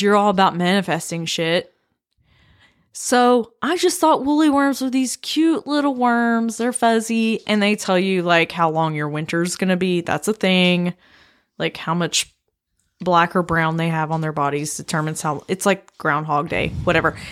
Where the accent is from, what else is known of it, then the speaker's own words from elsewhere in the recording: Blue Ridge Mountains, Appalachia, United States; my hometown, like, Appalachia, like, Blue Ridge Mountains